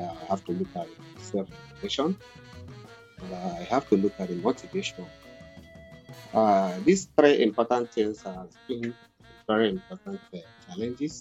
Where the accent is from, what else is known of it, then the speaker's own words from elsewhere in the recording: Delta, Nigeria; moved away as an adult; now in Malaysia; I'm from Nigeria, I'm from Delta State, Nigeria.